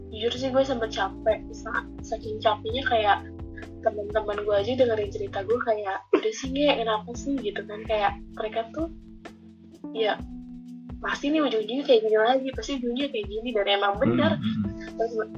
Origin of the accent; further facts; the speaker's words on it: Bandung, West Java, Indonesia; Gue asal dari Bandung